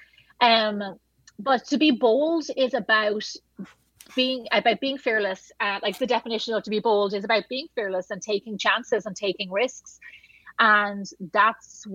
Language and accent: English; Ireland; moved away; I'm Irish